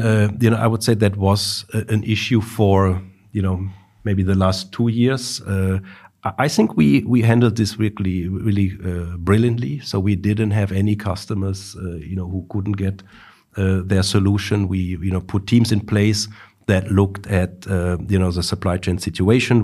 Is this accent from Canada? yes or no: no; Duisburg, North Rhine-Westphalia, Germany; also born or lived in Darmstadt; now in Stuttgart, Germany; I was born in Duisburg.